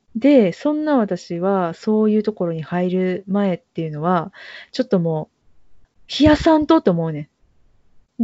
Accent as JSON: {"language": "Japanese", "town": "Kobe", "region": "Hyogo", "country": "Japan", "tie": "born or raised there", "said": "地元のものです"}